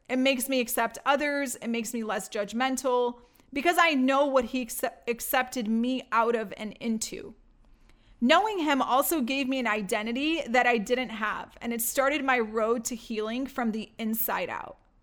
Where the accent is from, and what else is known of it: Detroit, Michigan, United States; born or raised there; also born or lived in Baghdad, Iraq / Greece